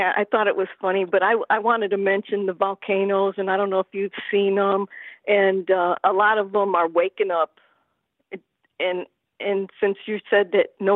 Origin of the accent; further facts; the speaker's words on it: East Chicago, Indiana, United States; I was born in East Chicago, Indiana, too